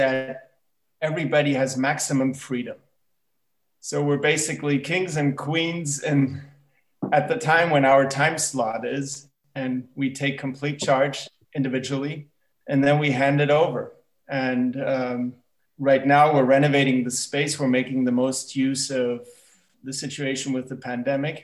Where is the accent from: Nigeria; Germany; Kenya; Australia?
Germany; also born or lived in United States / New York; now in Berlin, Germany; I'm originally from the States, but I grew up in Germany